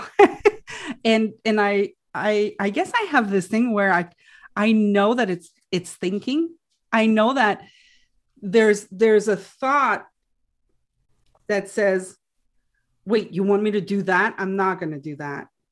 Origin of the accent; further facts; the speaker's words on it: Quebec, Canada; first language French; English is a second language; I'm French, right? My first language is French